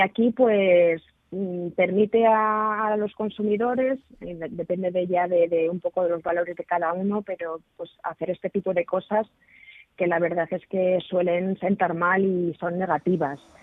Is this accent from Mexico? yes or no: no; Spain; nosotros, como españoles